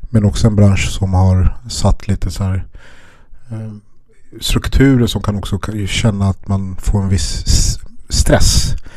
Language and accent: Swedish; Stockholm, Stockholm County, Sweden; jag är uppvuxen i Järvaområdet, Spånga-Tensta